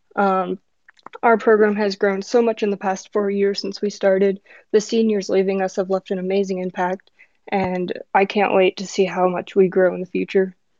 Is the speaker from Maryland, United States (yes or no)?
no; Chicago, Illinois, United States; now in Arizona, United States; I'm from Chicago, so I had to pick my home team